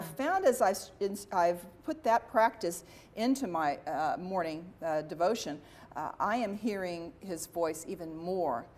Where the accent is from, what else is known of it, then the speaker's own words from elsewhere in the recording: Dallas, Texas, United States; I was from Dallas